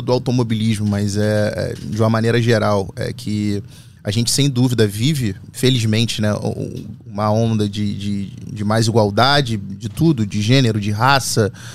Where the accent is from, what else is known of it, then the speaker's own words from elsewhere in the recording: Rio de Janeiro, Brazil; vim de Bento Ribeiro subúrbio do Rio de Janeiro.